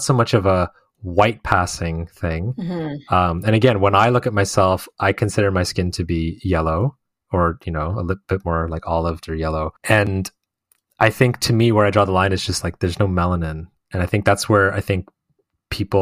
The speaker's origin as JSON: {"language": "English", "country": "Canada", "tie": "born or raised there", "said": "growing up in Canada and, you know, having all these friends that also, you know, grew up here"}